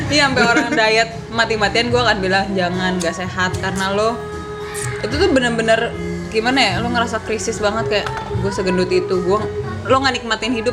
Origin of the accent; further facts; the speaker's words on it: North Sumatra, Indonesia; Ya pipi, tulang pipi gue gede dan gue orang Batak.